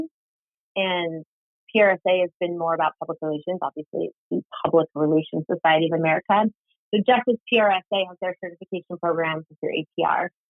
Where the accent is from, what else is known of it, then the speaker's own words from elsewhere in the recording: Silicon Valley, California, United States; I grew up in Silicon Valley and swore I would never work in tech